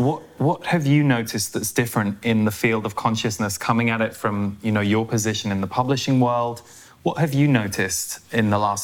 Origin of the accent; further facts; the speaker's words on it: United Kingdom; being a Brit.